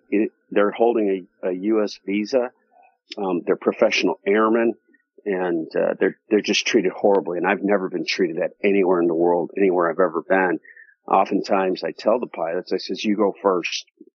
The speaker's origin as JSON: {"language": "English", "country": "United States", "said": "I'm from the United States"}